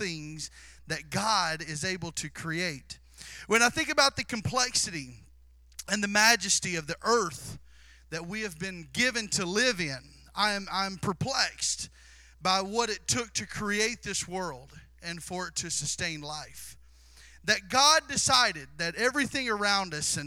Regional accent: Southeast Missouri, United States; I was born and raised in Southeast Missouri

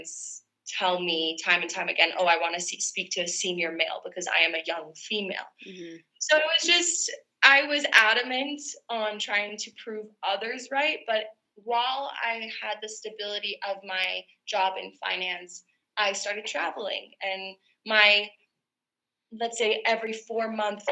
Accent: Toronto, Ontario, Canada; also born or lived in Vancouver, Canada; originally from Canada, Toronto, Ontario, to be specific. And I've been bouncing around from Toronto and Vancouver pretty much all my life

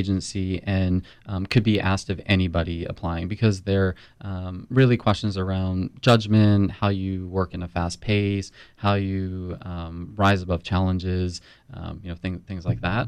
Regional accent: Philadelphia, Pennsylvania, United States; also born or lived in New York; now in Tampa, United States; I am originally from Philly

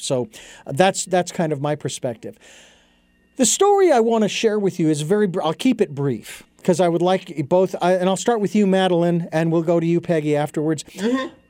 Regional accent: Phoenix, Arizona, United States; moved away; Phoenix, my hometown

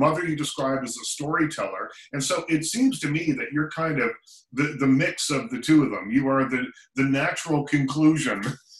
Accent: Nova Scotia, Canada; moved away; I grew up on the East Coast as well, not as far east as you, but I grew up in Nova Scotia.

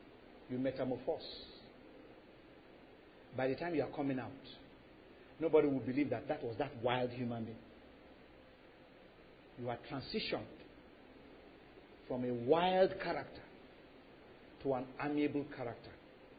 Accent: Lagos, Nigeria; When I was growing up in Lagos, we lived in a compound where there were so many, these caterpillars had thorns.

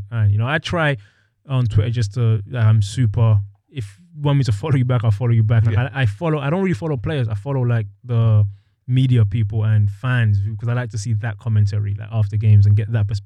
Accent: England, United Kingdom; I grew up in England where he's like the king of England.

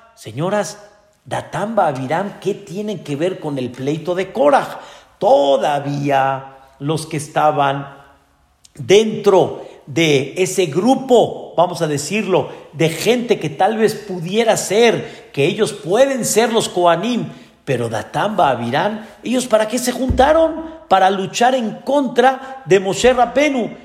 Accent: Mexico; Nosotros nacimos aquí en México

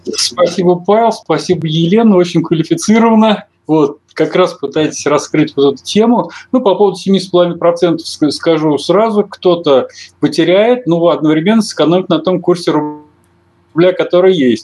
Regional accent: Russia; я россиянин

